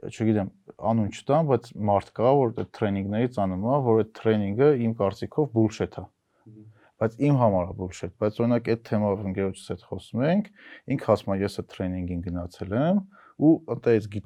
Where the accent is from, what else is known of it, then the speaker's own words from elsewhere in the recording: United States; born there; ճիշտ ժամանակին եմ ծնվել, տղամարդ եմ ծնվել ու Ամերիկայում եմ ծնվել